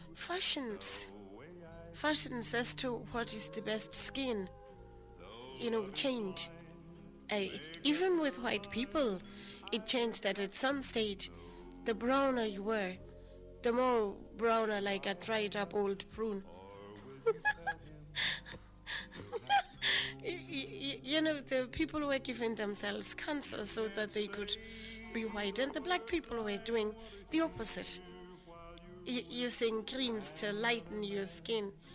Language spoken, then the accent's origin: English; Lesotho; I grew up in a little place called Harabushuri